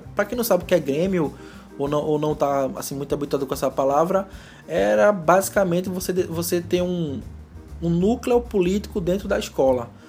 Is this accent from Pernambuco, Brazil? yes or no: yes; Recife, Pernambuco, Brazil; eu sou de Recife